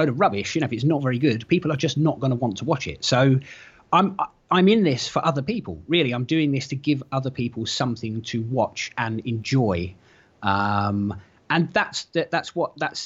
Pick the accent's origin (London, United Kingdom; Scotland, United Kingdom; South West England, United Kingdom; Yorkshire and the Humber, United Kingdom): London, United Kingdom; moved away as an adult; now in Norfolk, United Kingdom; I was born in North London and lived there for a long time, went to school in that sort of area, and then moved further up north, and I now live in Norfolk.